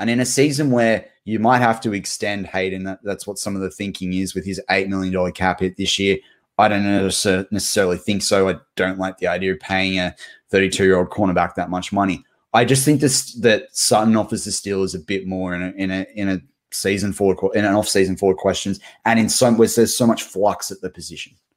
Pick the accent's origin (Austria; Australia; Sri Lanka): Australia; as an Aussie